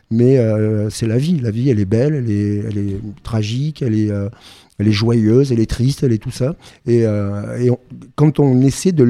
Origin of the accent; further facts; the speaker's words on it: Pyrenees, France; Mais d'abord, il y a les Pyrénées. Moi, je suis quelqu'un des Pyrénées. D'ailleurs